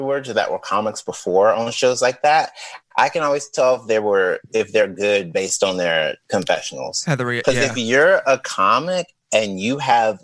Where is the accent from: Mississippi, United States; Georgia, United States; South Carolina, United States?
Mississippi, United States; I'm from Mississippi